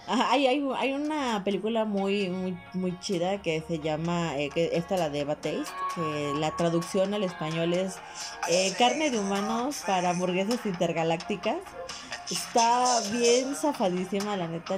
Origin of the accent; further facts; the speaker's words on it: Mexico; soy mexicano